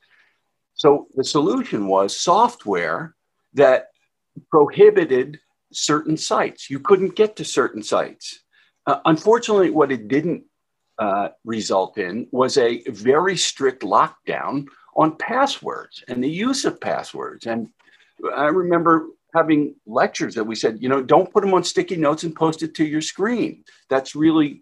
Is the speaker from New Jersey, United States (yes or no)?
yes; New Jersey, United States; I'm from New Jersey